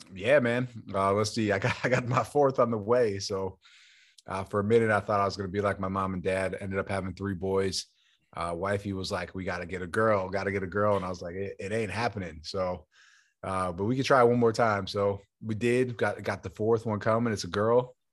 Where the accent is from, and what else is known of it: Buffalo, New York, United States; moved away as an adult; also born or lived in Arizona